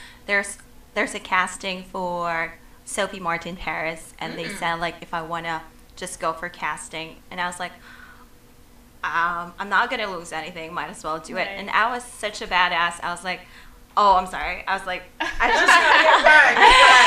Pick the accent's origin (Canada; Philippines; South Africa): Philippines; moved away as an adult; now in New York, United States; Originally, I'm from Philippines. I just moved here in New York.